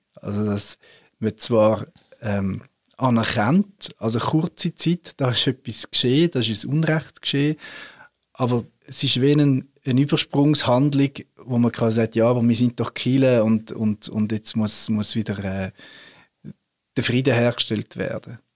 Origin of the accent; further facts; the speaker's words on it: Switzerland; wir Reformierte in der Schweiz